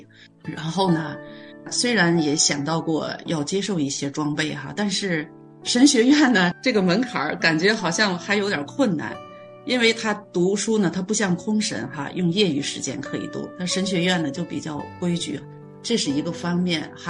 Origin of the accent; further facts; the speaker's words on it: China; moved away as an adult; now in Canada; 然后我从中国来到加拿大的第一顿饭就是在他家吃的